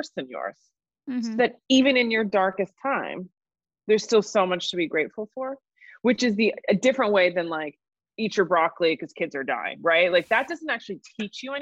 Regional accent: New York City, New York, United States; I'm born and raised in New York. I'm a true New Yorker.

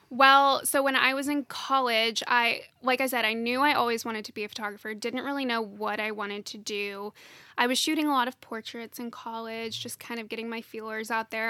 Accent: Nashville, Tennessee, United States; I'm, I'm from Nashville originally, and my husband and I live here together.

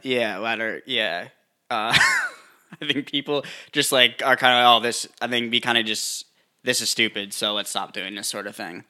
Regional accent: Northeast, United States; moved away; we grew up like, we grew up in the Northeast

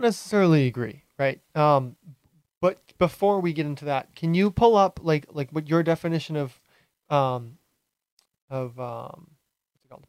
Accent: Hyannis, Massachusetts, United States; moved away as an adult; now in Rhode Island, United States; I grew up on Cape my whole life. I lived in um, Hyannis until I was 18, and then I moved um, to Rhode Island about a year and a half ago

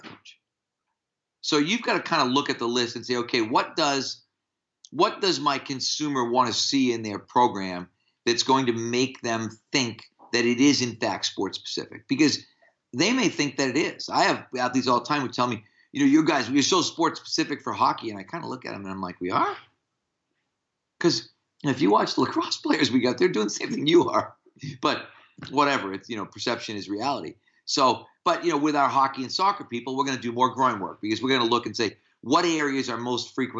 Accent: United States; as American strength coaches

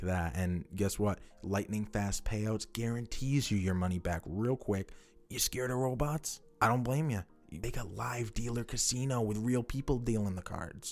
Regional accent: upper New England, United States; we're from New, New Hampshire, Maine. We're from upper New England.

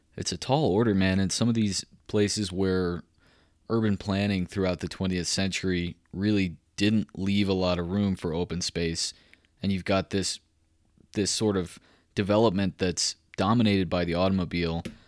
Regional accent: Waco, Texas, United States; moved away as an adult; also born or lived in Tennessee; now in Colorado, United States; I'm a Waco guy myself. I grew up in Central Texas

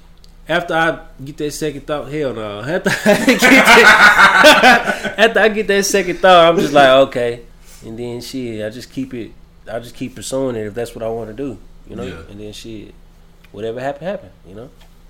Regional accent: Texas, United States; I'm from Texas. Howdy.

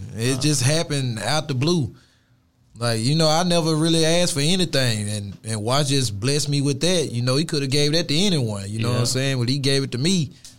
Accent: Haynesville, Louisiana, United States; moved away; also born or lived in Houston, Texas; I was born and raised in Louisiana.

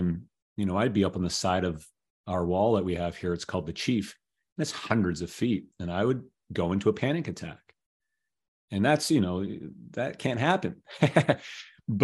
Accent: Toronto, Ontario, Canada; living in the city center that I grew up in Toronto.

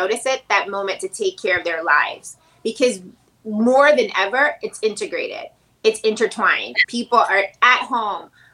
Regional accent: Chattanooga, Tennessee, United States; moved away; I'm from Tennessee

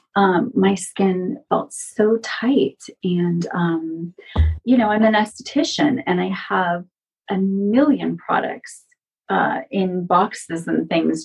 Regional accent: San Francisco Bay Area, California, United States; also born or lived in Los Angeles / Portland; now in Las Vegas, United States; I grew up in the San Francisco Bay Area, but I lived in Los Angeles for 13 years

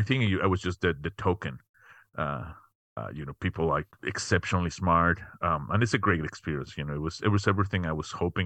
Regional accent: Mexico City, Mexico; moved away as an adult; now in United States; was born and raised in Mexico City. Came to the U.S. quite a while ago. To get my undergrad.

